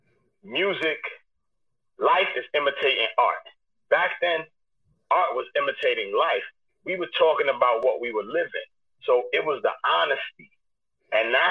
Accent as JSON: {"language": "English", "town": "New York City", "region": "New York", "country": "United States", "said": "I was young from East New York"}